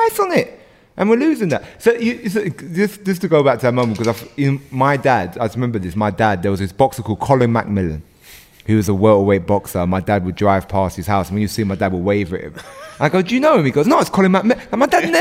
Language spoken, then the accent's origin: English; Ilford, London, United Kingdom; I grew up in Ilford